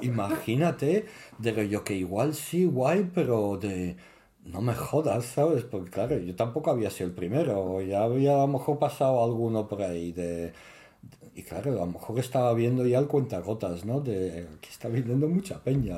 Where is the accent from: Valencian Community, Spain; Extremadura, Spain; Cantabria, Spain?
Valencian Community, Spain; Alicante; moved away as an adult; also born or lived in Morocco / New York, United States; soy camin de Alicante